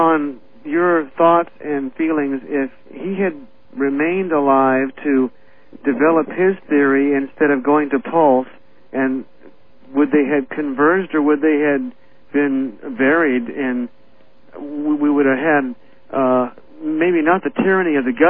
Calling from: Aiea, Hawaii, United States; Art, I'm calling from Hawaii.

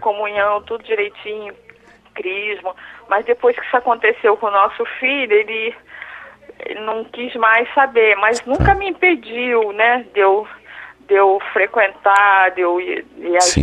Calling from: Rio de Janeiro, Brazil; Eu falo do Rio de Janeiro.

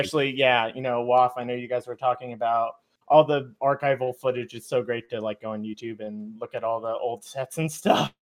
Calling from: Maryland, United States; I'm calling in from Maryland here, M D V A.

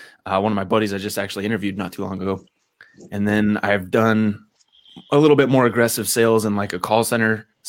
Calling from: Nampa, Idaho, United States; I'm about 20 minutes west in Nampa.

